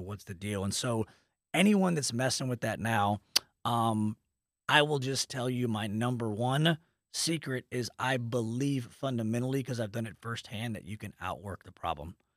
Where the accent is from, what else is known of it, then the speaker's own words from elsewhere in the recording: Dallas, Texas, United States; also born or lived in Lubbock, Texas; I'm from Dallas